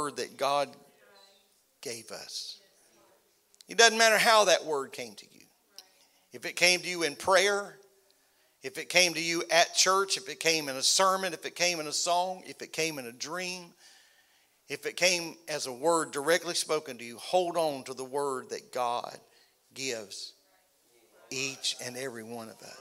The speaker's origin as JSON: {"language": "English", "region": "Florida", "country": "United States", "said": "I was from Florida"}